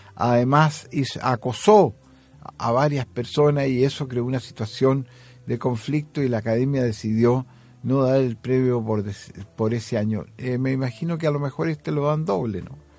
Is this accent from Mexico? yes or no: no; Chile; moved away; also born or lived in Sweden; Soy un poeta de Chile.